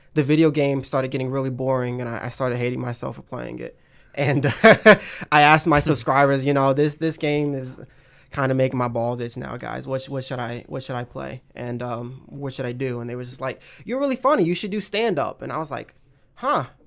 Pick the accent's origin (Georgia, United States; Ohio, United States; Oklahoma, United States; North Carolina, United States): North Carolina, United States; Pineville; moved away as an adult; also born or lived in Florida; now in Atlanta, United States; I'm, like, in a small town next to Charlotte called, like, Pineville